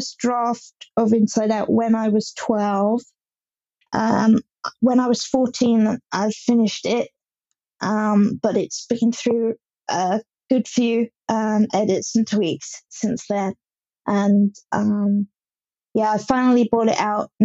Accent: Hampshire, South East England, United Kingdom; I'm from Hampshire in England

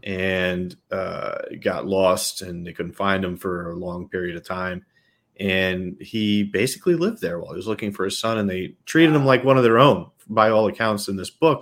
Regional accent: New York, United States; accent: New York; I'm a New Yorker at heart

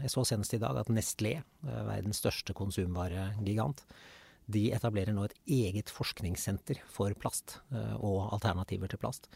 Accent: Nøtterøy, Vestfold, Norway; jeg vokste opp på Nøtterøy

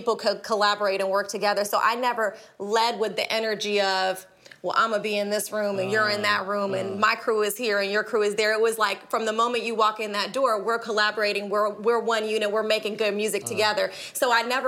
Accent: Jordan; moved away; I'm a Palestinian woman. I was born in Jordan in the Middle East.

